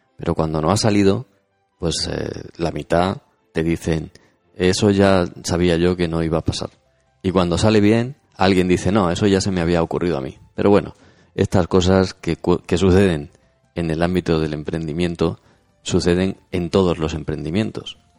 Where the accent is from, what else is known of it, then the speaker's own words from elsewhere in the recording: Spain; nosotros somos españoles